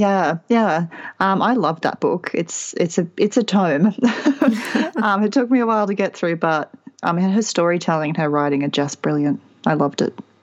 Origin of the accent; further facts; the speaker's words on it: Australia; being Australian